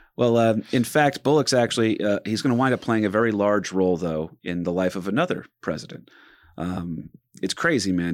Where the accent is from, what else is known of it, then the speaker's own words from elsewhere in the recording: New Jersey, United States; he could tell I was from Jersey